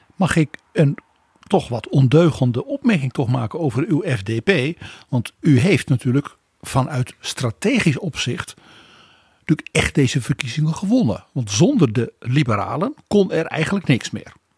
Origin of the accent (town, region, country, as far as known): Netherlands